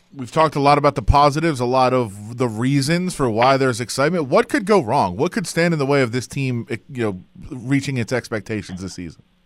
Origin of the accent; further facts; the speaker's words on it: Detroit, Michigan, United States; I am from Detroit